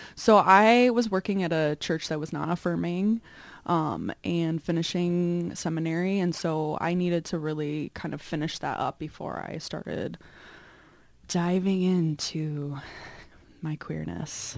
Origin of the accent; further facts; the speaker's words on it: Chicago, Illinois, United States; I grew up in the suburbs of Chicago, Northwest suburbs